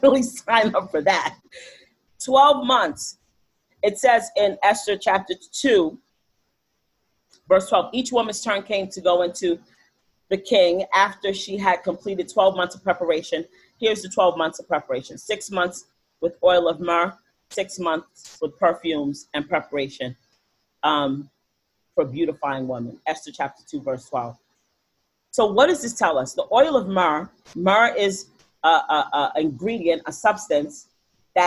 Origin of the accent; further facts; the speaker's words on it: New York City, New York, United States; I grew up in the Bronx